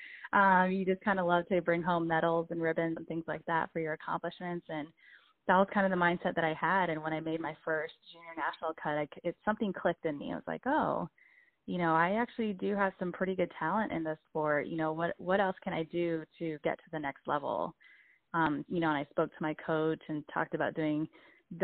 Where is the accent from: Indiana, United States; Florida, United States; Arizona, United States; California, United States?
Florida, United States; Tampa; also born or lived in San Juan, Puerto Rico; my family and I moved from Puerto Rico to Tampa, Florida when I was about 9 years old